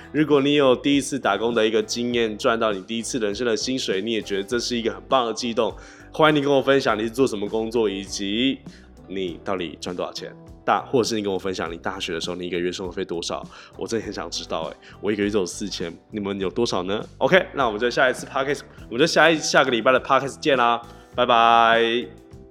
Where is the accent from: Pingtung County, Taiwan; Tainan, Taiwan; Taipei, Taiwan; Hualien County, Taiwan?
Tainan, Taiwan; also born or lived in Taoyuan; 因为我是台南人嘛